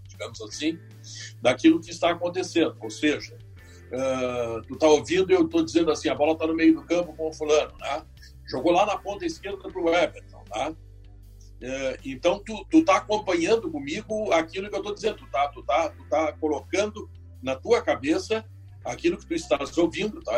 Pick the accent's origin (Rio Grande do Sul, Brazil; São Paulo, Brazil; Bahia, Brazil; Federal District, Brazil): Rio Grande do Sul, Brazil; Porto Alegre; eu sou natural de Porto Alegre